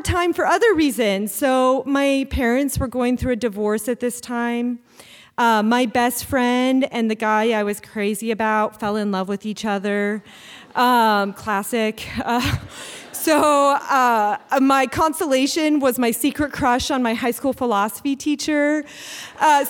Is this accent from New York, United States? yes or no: no; Anchorage, Alaska, United States; I grew up here in Anchorage